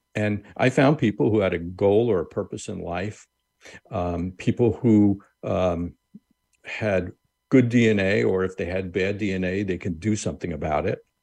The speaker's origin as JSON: {"language": "English", "area": "Long Island", "region": "New York", "country": "United States", "tie": "born or raised there", "said": "I grew up on Long Island, New York"}